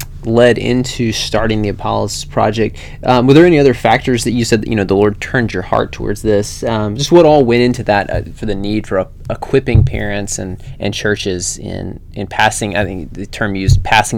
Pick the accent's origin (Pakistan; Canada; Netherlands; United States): United States; Georgia; I grew up in Georgia